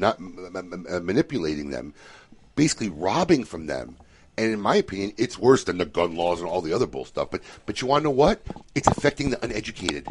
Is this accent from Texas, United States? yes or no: no; Chicago, Illinois, United States; I grew up in Chicago